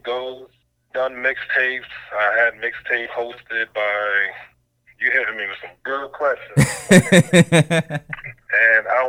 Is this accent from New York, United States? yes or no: yes; New York City, New York, United States; now in Pennsylvania, United States; I'm from Brooklyn, New York, but I live in Pennsylvania